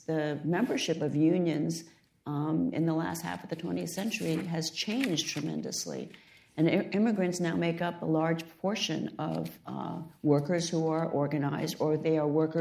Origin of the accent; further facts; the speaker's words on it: United States; I was born in the United States, but my parents were educated in China